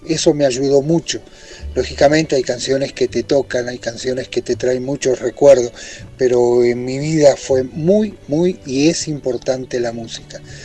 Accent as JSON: {"language": "Spanish", "region": "Buenos Aires", "country": "Argentina", "tie": "born or raised there", "also_born_or_lived": "Italy", "moved": "as an adult"}